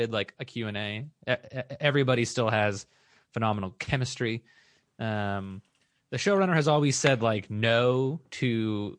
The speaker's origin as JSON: {"language": "English", "town": "Orange County", "region": "California", "country": "United States", "tie": "born or raised there", "said": "I've never seen The OC, but I grew up in The OC."}